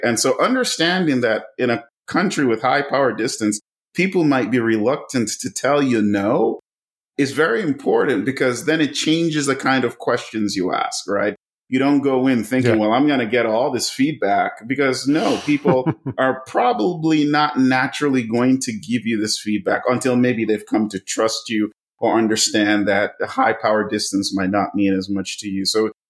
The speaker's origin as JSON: {"language": "English", "country": "Nigeria", "said": "I come from one. I'm of Nigerian heritage. {S0} Yeah. {S1} Come from a country with high power distance. Kids are supposed to be seen and not heard"}